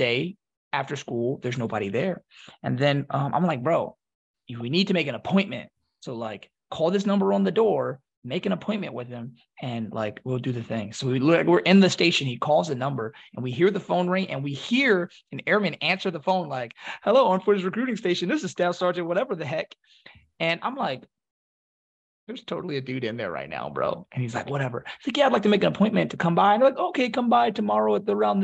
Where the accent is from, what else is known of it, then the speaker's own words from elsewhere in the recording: Philadelphia, Pennsylvania, United States; I'm from Philly